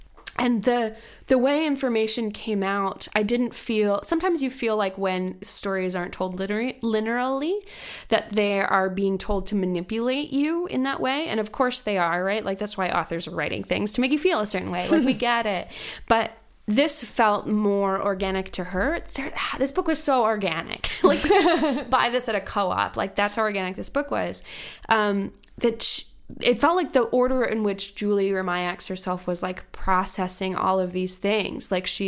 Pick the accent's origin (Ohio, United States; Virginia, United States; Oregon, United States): Virginia, United States; born or raised there